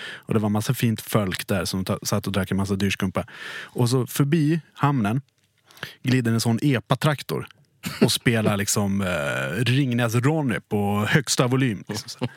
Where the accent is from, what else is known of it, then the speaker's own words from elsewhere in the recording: Dalarna County, Sweden; jag är från Dalarna